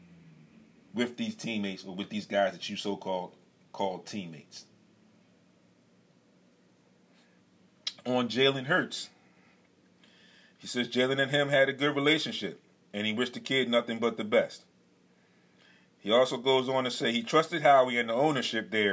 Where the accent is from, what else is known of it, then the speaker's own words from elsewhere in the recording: Philadelphia, Pennsylvania, United States; As a Philadelphian